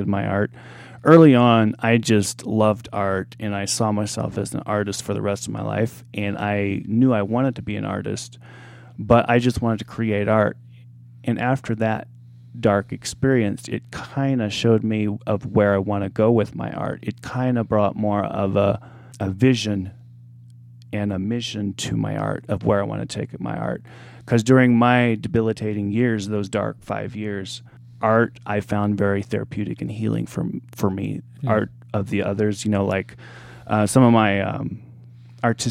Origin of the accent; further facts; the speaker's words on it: Mount Vernon, Illinois, United States; moved away; my hometown, Mount Vernon, Illinois